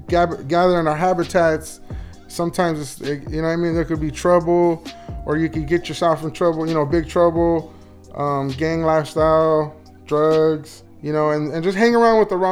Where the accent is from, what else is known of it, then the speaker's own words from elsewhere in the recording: Los Angeles, California, United States; I grew up from a underprivileged community, Wilmington, California